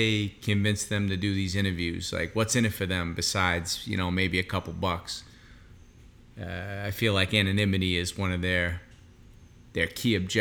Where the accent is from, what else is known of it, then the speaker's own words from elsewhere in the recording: Boston, Massachusetts, United States; I'm from Boston